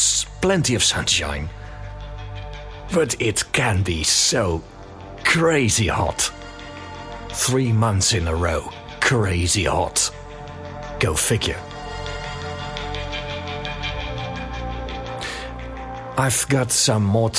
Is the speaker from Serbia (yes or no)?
no; Netherlands; moved away as an adult; now in Cyprus; I need to visit my home country more often